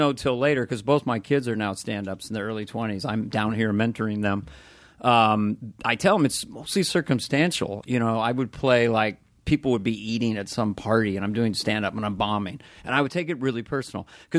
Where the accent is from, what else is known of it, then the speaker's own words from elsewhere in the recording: California, United States; We're from Northern California, so I was sweating the entire time.